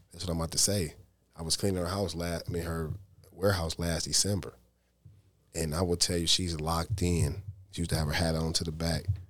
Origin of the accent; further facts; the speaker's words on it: Detroit, Michigan, United States; I'm from the East Side